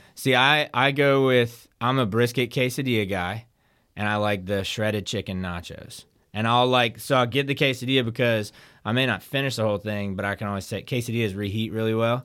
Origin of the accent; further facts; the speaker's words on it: Denton, Texas, United States; now in Hattiesburg, United States; I was born in Denton